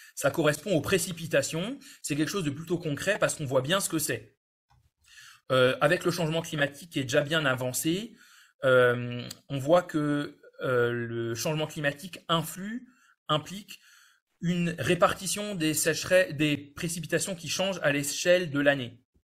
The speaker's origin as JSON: {"language": "French", "country": "France", "said": "chez nous en France"}